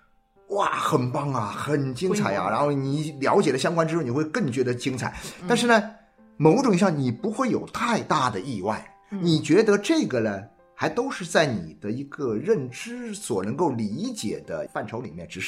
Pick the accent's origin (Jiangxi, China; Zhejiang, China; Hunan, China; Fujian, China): Jiangxi, China; 是我们老家这个江西的